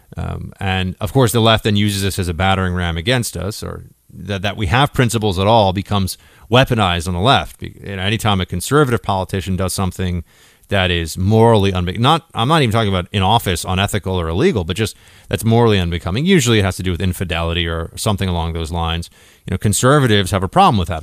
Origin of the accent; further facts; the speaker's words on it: New York City, New York, United States; I grew up in New York City